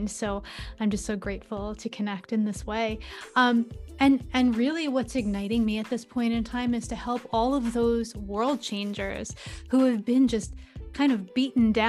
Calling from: New York, United States; Oh, I'm joining from New York, and thank you so much for having me today.

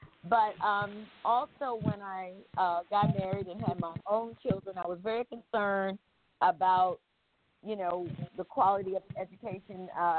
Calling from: Durham, North Carolina, United States; I'm calling from Durham, North Carolina.

